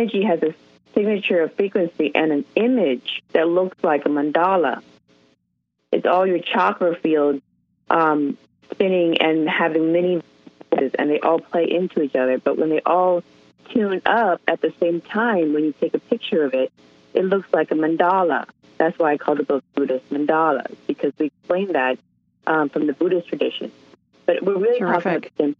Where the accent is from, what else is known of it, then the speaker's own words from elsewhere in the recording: Seattle, Washington, United States; I'm from Seattle